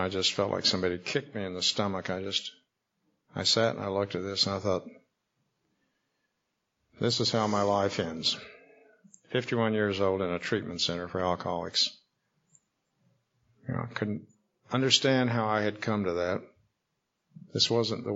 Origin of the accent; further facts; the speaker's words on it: Wichita, Kansas, United States; I was born in Wichita, Kansas, in September of 1938